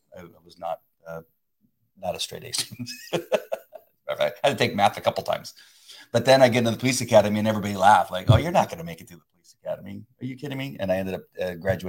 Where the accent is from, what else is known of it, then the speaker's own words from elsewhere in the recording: La Mirada, California, United States; growing up in La Mirada, California